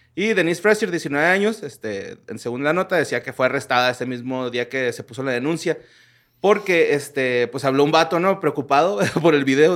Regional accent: Mexico; soy mexicano

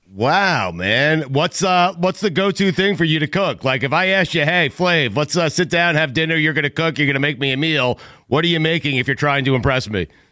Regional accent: Port Washington, New York, United States; I grew up in Port Washington, Long Island

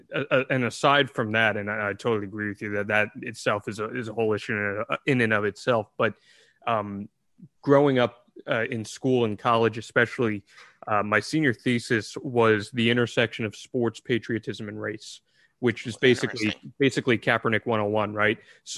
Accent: New Jersey, United States; I grew up in Central Jersey. I grew up about 15 minutes from Freehold as is. So, you know, … kind of embedded in the culture there as is.

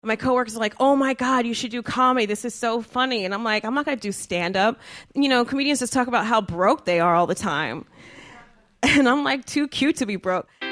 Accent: New Jersey, United States; I'm from Jersey

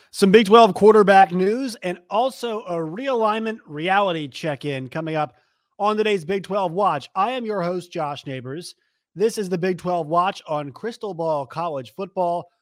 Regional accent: Virginia, United States; now in Arkansas, United States; I'm going from Arkansas, where I work, to Virginia, back home for Christmas

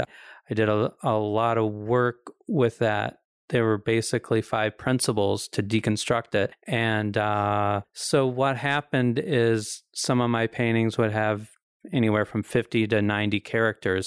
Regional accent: the Ozarks, United States; accent: hillbilly; I'm from the Ozarks

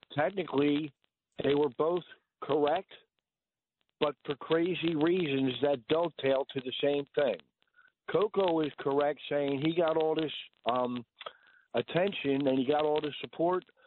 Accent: Philadelphia, Pennsylvania, United States; now in Bensalem, United States; I'm proper from Philadelphia. I left Philadelphia 13 years ago. I live right outside in a little town called Ben Salem

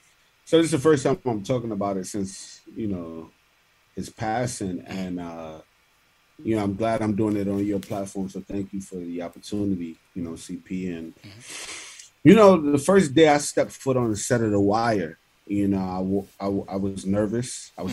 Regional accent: New York City, New York, United States; I grew up in Linwood Projects in East Flatbush

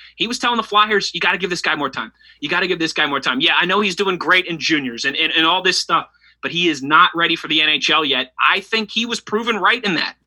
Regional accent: Pittsburgh, Pennsylvania, United States; moved away as an adult; also born or lived in Ohio / New Jersey / Philadelphia; I'm from Pittsburgh, born and raised, but my kind of my career took me some other places. I worked in Ohio for a while, New Jersey. I also worked in Philadelphia for almost three years

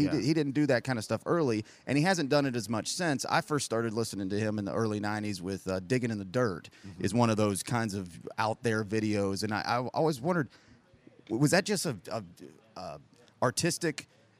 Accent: Oceanside, California, United States; moved away; I'm from originally Oceanside, California, just outside of San Diego

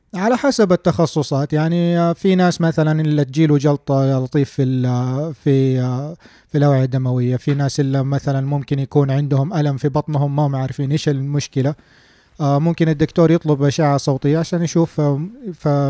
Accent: Saudi Arabia; عندنا في السعودية

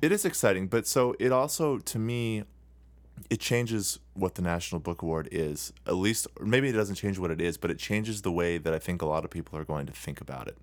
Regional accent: United States

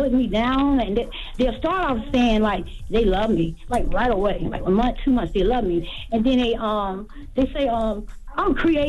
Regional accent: Hampton, Virginia, United States; I'm from Hampton, Virginia.

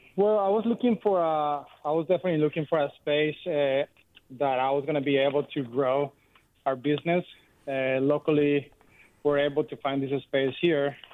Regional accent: Colombia; now in Martinez, United States; I'm from Colombia and my wife is from Puerto Rico

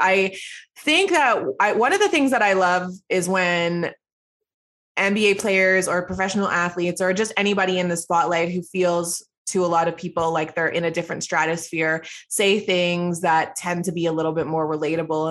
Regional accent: Toronto, Ontario, Canada; also born or lived in Edmonton; I grew up in Scarborough, Ontario, um, so that's where I lived for my entire life

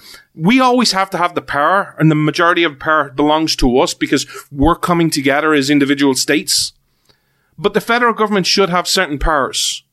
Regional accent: Ireland; that's where I'm from.

